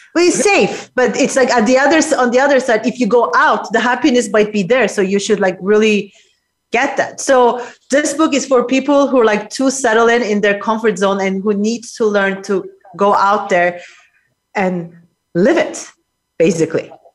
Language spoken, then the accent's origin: English; Geneva, Switzerland; now in New York, United States; I'm live from Geneva, Switzerland, my hometown.